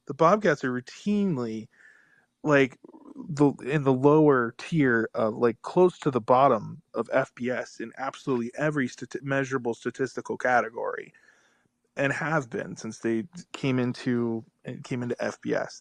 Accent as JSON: {"language": "English", "region": "North Carolina", "country": "United States", "tie": "born or raised there", "said": "I grew up in North Carolina"}